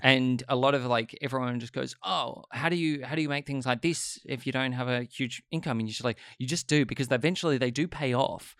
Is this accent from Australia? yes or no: yes; Sydney, New South Wales, Australia; I grew up in Sydney